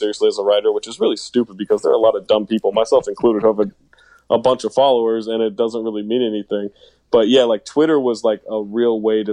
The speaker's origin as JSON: {"language": "English", "town": "Sacramento", "region": "California", "country": "United States", "said": "I was living in Sacramento, and I'm from Sacramento"}